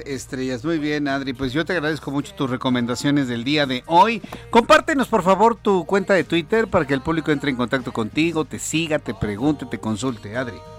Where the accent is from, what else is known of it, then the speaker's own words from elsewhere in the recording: Mexico; en México